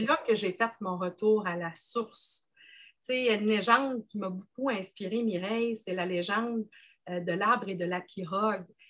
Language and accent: French; Gaspésie, Quebec, Canada; je suis originaire de la Gaspésie